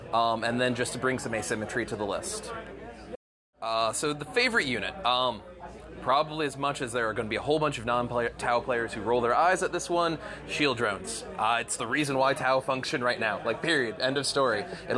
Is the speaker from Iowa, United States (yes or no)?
no; Tennessee, United States; I'm from Tennessee.